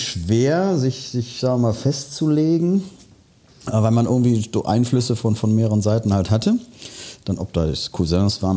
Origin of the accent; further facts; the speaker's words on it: Remscheid, North Rhine-Westphalia, Germany; dann komme ich ja gebürtig aus dem Bergischen, durfte leider nicht in der schönsten Stadt der Welt das Licht erblicken, also aus Remscheid